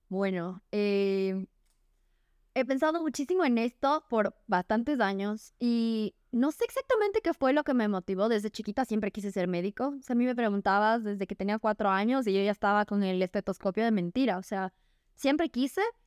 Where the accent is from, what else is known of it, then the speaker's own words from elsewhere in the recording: Ecuador; soy ecuatoriana, orgullosamente.